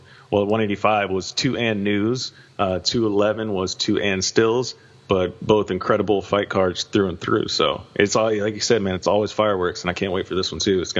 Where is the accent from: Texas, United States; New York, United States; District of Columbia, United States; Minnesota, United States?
Texas, United States; hometown where UFC 228 is held; yes, another event in my hometown. I don't have to fly anywhere, I don't have to book a hotel, I can just get on the tollway and drive 15 minutes south and I'm there.